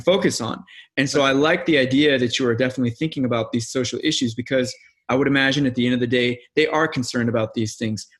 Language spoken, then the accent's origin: English; Missouri, United States; now in Los Angeles, United States; I'm from the Midwest too, not from Iowa, but I'm from Missouri